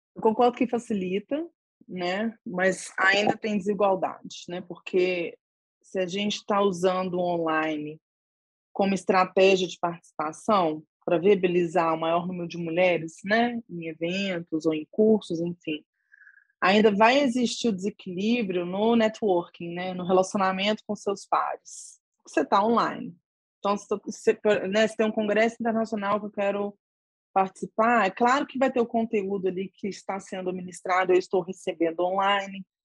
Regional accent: Brazil; eu sou do Brasil

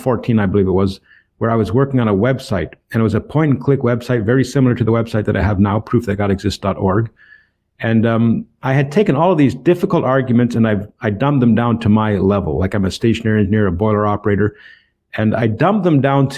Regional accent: Toronto, Ontario, Canada; moved away as an adult; now in Port Arthur, United States; I'm born and raised in Toronto, Ontario, Canada.

